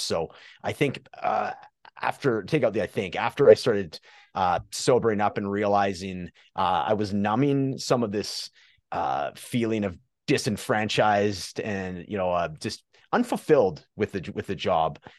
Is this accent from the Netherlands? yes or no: no; Prince George, British Columbia, Canada; I'm from uh, Prince George, British Columbia, Canada